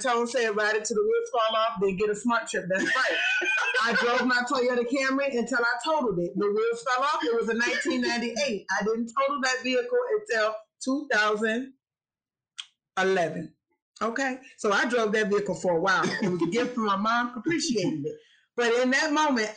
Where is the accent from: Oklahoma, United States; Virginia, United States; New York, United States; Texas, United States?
Virginia, United States; Petersburg; moved away as an adult; also born or lived in Chevy Chase, Maryland; I am from Petersburg, Virginia